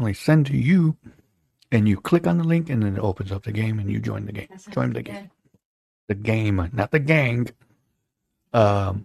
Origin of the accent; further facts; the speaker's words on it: Holland, Michigan, United States; us growing up in the Holland community, you know, Holland was obviously at one point 100% Dutch